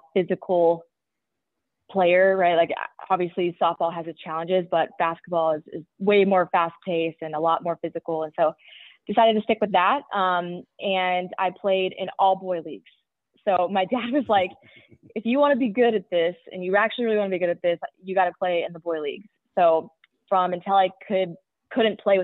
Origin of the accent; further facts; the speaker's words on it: Parker, Colorado, United States; I grew up in Parker, Colorado, which is just about 20 minutes south of Highland Ranch, which is where I went to high school